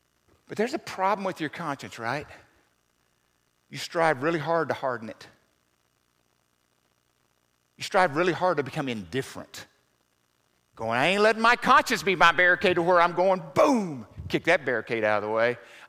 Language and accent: English; Southern US, United States; I grew up in the South, so we used to have the Bible man come to school.